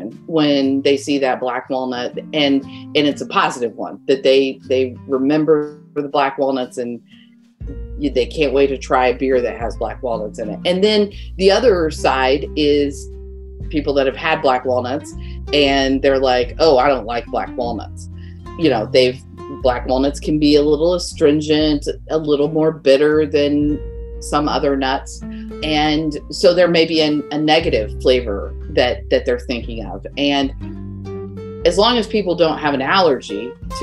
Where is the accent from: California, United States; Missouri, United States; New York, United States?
Missouri, United States; the Ozarks; I grew up in the Ozarks, and that's how I made my spending money as a kid